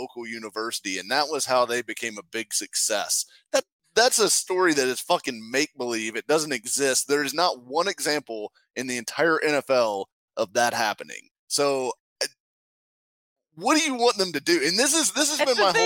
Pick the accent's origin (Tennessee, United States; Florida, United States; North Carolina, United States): Tennessee, United States; Nashville; I grew up in Nashville